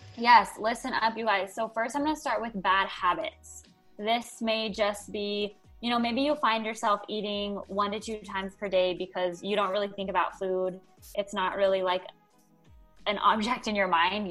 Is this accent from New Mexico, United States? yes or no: yes; Albuquerque, New Mexico, United States; I'm actually from New Mexico, Albuquerque, New Mexico